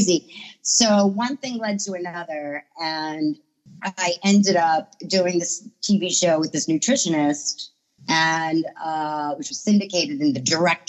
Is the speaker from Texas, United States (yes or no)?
no; Long Island, New York, United States; also born or lived in Queens, New York; I'm originally from Strong Island